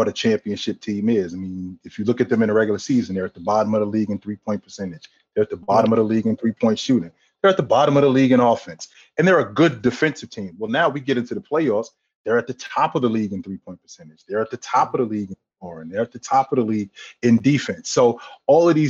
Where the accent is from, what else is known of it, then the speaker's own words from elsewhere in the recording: Northeast, United States; now in South Florida, United States; When I was a kid, I grew up in the Northeast